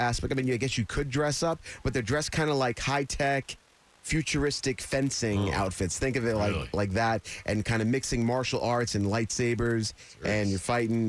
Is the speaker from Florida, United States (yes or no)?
no; Long Island, New York, United States; I'm from Long Island.